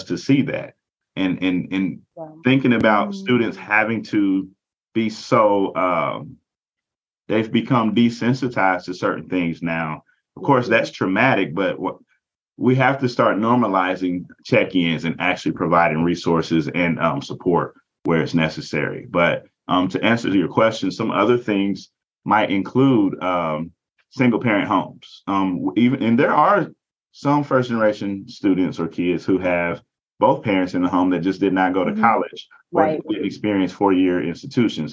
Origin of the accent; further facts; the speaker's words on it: southwestern Kentucky, United States; moved away; also born or lived in Indianapolis, Indiana; I come from a very small rural town in southwestern Kentucky